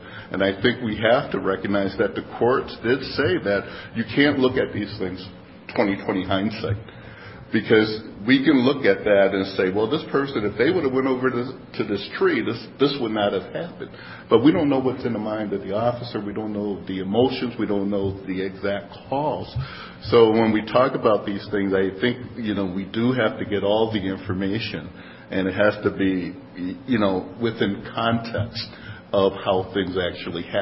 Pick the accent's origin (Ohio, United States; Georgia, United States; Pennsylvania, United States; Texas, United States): Pennsylvania, United States; Philadelphia; now in Madison, United States; I grew up in Philadelphia